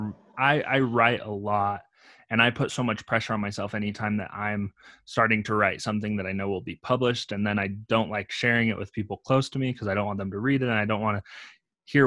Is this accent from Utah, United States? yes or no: yes; Utah, United States; I'm from Utah, so it's a very cold climate